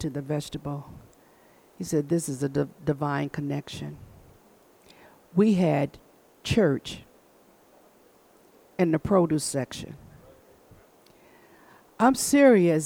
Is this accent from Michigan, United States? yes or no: yes; Michigan, United States